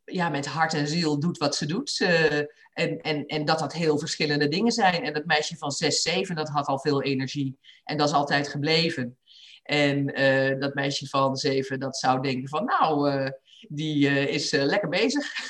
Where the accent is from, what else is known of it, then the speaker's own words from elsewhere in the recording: Achterhoek, Gelderland, Netherlands; moved away as an adult; also born or lived in Rotterdam; ik ben in de Achterhoek opgegroeid